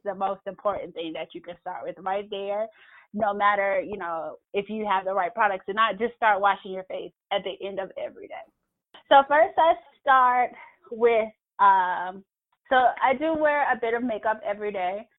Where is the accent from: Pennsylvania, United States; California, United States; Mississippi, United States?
Mississippi, United States; we grew up in Mississippi